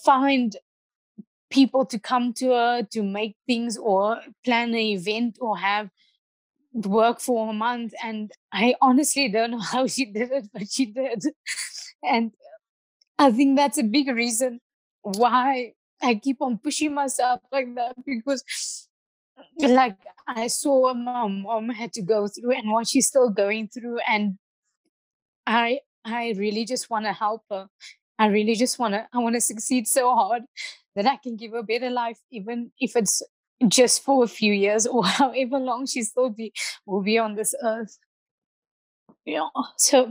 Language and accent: English; Port Elizabeth, Eastern Cape, South Africa; I grew up in Boysen's Park. I started judo in Boysen's Park.